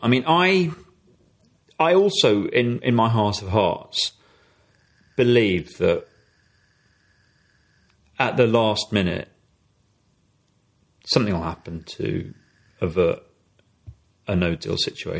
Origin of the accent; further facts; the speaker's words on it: England, United Kingdom; as an Englishman.